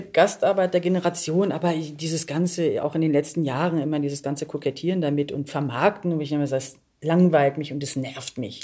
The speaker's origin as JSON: {"language": "German", "country": "Germany", "tie": "born or raised there", "said": "ich bin hier sozialisiert und so ja. gesehen bin ich dann wahrscheinlich eher eine Deutsche"}